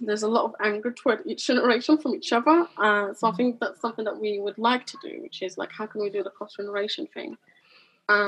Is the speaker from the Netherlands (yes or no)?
no; London, United Kingdom; I grew up in East London, you know, I understand struggle. I was a migrant kid myself